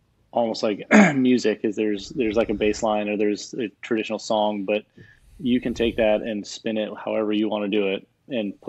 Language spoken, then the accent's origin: English; Hawaii, United States; I grew up in Hawaii. That has been my home since I was a little kid.